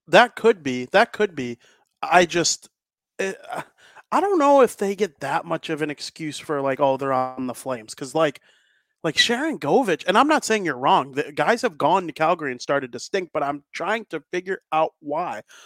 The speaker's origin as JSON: {"language": "English", "town": "Chicago", "region": "Illinois", "country": "United States", "said": "I'm from Chicago"}